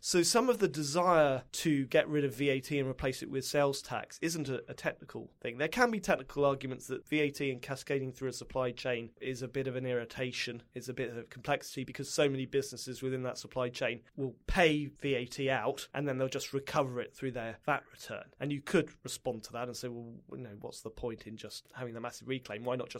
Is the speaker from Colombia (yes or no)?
no; United Kingdom; now in United States; One of the huge irritations you have as a Brit in America